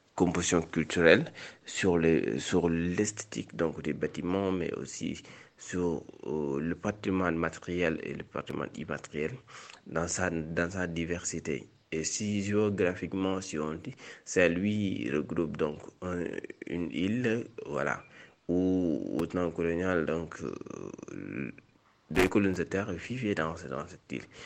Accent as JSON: {"language": "French", "region": "Saint-Louis", "country": "Senegal", "tie": "born or raised there", "said": "Saint-Louis, qui est ma ville natale"}